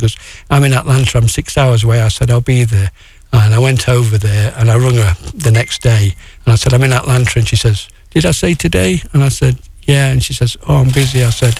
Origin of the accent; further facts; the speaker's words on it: England, United Kingdom; I'm from England.